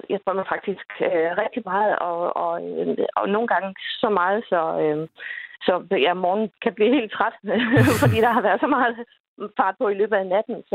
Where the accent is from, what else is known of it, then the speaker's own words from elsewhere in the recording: Lolland, Zealand, Denmark; jeg skal til København, øh, og så er jeg afsted fra fra, fra min fødeby øh, på mhm. Lolland.